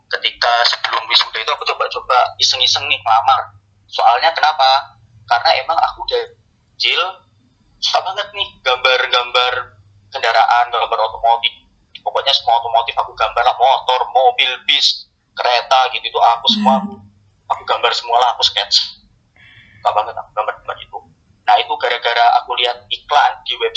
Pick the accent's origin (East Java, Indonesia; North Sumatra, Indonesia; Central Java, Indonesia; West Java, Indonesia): East Java, Indonesia; Malang; now in Jakarta, Indonesia; aku asli Malang uh, tinggal di Jakarta dan bekerja